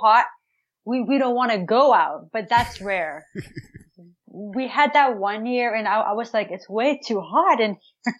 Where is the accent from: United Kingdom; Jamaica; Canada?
Canada; Ottawa, Ontario; I'm from Canada, Ottawa, Ontario